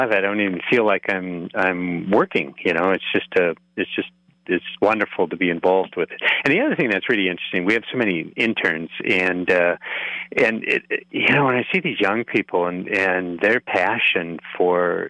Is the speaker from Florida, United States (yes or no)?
no; Neillsville, Wisconsin, United States; moved away as an adult; also born or lived in Black River Falls; now in Twin Cities, United States; I grew up near Black River Falls, actually. I'm from Neillsville originally.